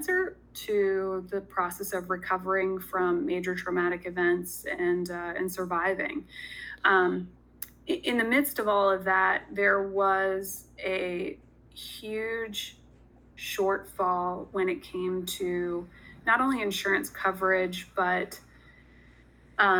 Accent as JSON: {"language": "English", "area": "Sussex County", "region": "Delaware", "country": "United States", "tie": "born or raised there", "said": "I grew up in Sussex County. I graduated from Indian River High School"}